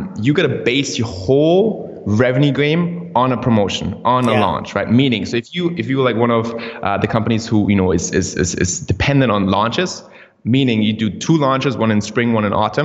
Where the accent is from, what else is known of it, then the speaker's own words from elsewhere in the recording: Austria; moved away; I grew up in Austria, which is kind of different than like the US